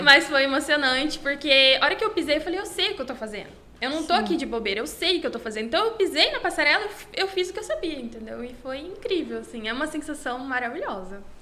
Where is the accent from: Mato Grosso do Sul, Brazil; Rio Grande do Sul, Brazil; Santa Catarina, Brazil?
Mato Grosso do Sul, Brazil; Campo Grande; eu sou aqui de Campo Grande mesmo, Mato Grosso do Sul